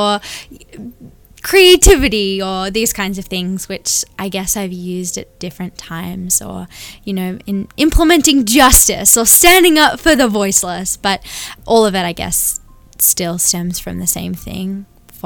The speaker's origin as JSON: {"language": "English", "town": "Sydney", "region": "New South Wales", "country": "Australia", "tie": "born or raised there", "moved": "yes", "lives_now": "Anderson, United States", "said": "we live in Anderson, South Carolina now, but I was born and raised in Sydney, Australia"}